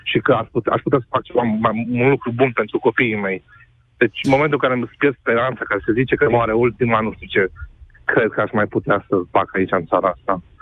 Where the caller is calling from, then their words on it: Cluj, Cluj County, Romania; Uh, vă sunt din Cluj, am 30 de ani.